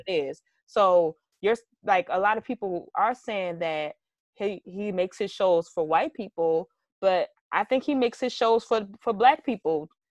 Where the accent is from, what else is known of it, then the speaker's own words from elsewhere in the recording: Baltimore, Maryland, United States; I grew up in Baltimore City